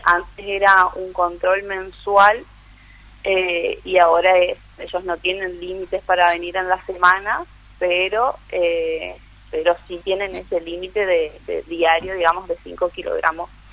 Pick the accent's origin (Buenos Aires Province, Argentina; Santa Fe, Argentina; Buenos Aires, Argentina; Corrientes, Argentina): Corrientes, Argentina; Monte Caseros; nacida y criada en Montecaseros.